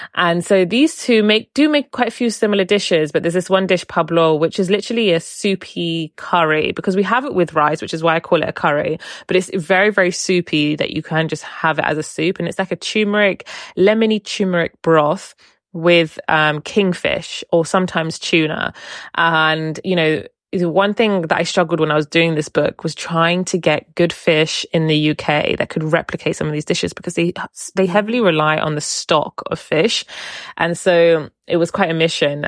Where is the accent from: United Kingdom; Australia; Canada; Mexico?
United Kingdom; Portsmouth, South East England; growing up in Portsmouth